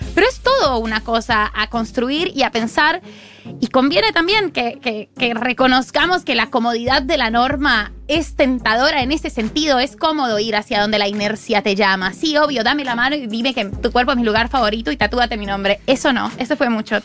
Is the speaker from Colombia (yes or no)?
yes; Colombia; yo soy colombiana